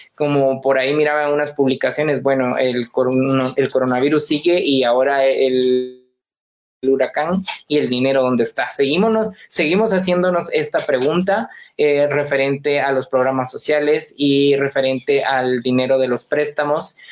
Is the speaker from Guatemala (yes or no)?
yes; Guatemala; nosotros los guatemaltecos